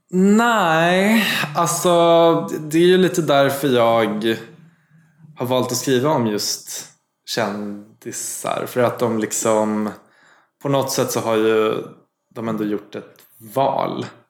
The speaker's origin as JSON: {"language": "Swedish", "town": "Gävle", "region": "Gävleborg County", "country": "Sweden", "said": "Jag kommer från Gävle"}